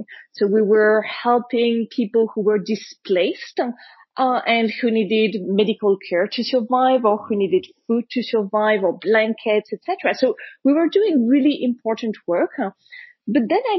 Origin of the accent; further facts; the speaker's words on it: Paris, Île-de-France, France; when I was a kid growing up in Paris